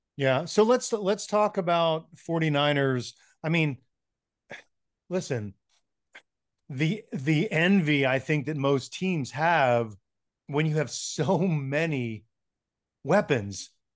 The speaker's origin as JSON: {"language": "English", "town": "Atlantic City", "region": "New Jersey", "country": "United States", "tie": "born or raised there", "also_born_or_lived": "San Francisco", "moved": "yes", "lives_now": "Denver, United States", "said": "I grew up around Atlantic City"}